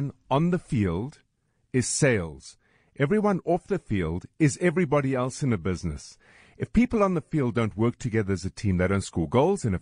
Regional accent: South Africa; we as South African customers

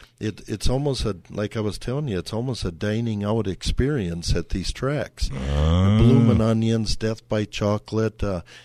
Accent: Wisconsin, United States; now in California, United States; I'm like from Wisconsin where it is tracks

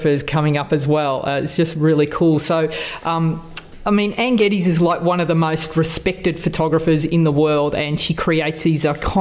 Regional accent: Australia; accent: Aussie; two Aussie accents

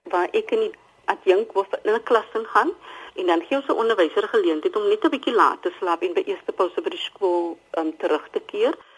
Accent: Cape Town, Western Cape, South Africa; Ek is dametjie wat van die Kaapse vlakte af kom.

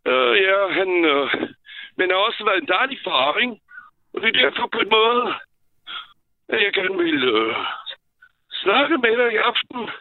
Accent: southwestern France, France; now in Denmark; jeg er født i Sydvestfrankrig

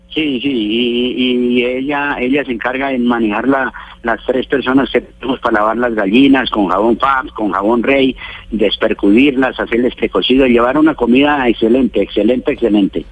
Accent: El Cocuy, Boyacá, Colombia; yo soy del Cocuy acá

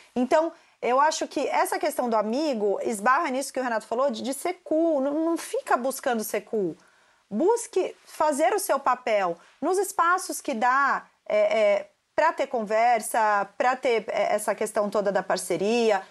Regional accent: Santos, São Paulo, Brazil; Eu sou de Santos

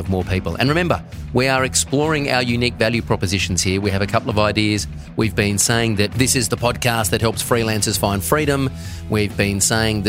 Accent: South Australia, Australia; also born or lived in Melbourne; up the river in my hometown of South Australia

